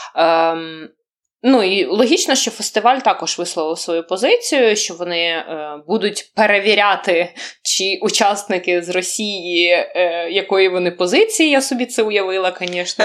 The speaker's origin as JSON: {"language": "Ukrainian", "country": "Ukraine", "said": "I'm from Ukraine"}